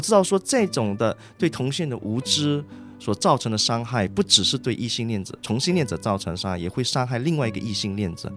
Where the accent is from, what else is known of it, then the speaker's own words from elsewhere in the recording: Malaysia; 我是马来西亚人